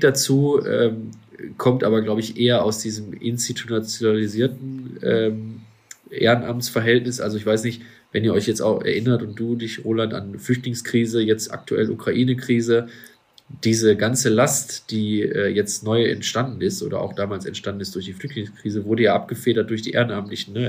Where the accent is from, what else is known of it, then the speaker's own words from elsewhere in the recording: Duisburg, North Rhine-Westphalia, Germany; mit einem lokalen Schwimmbad hier bei uns in Duisburg zum Beispiel dann zusammengearbeitet. Ähm, ja, war auch immer eine schöne Zeit als Kind da irgendwie äh, mitzuschwimmen